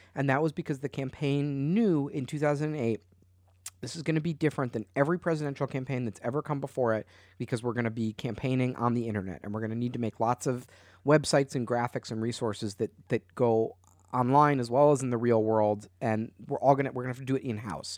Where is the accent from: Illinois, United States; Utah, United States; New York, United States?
Illinois, United States; Chicago; I'm from Chicago